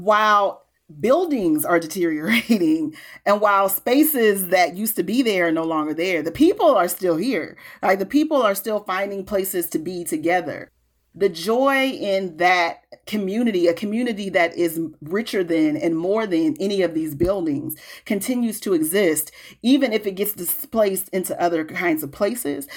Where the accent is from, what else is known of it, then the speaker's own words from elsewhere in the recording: Peoria, Illinois, United States; moved away as an adult; also born or lived in Chicago, United States; now in Minneapolis, United States; I live in North Minneapolis now. Um, I'm from Peoria.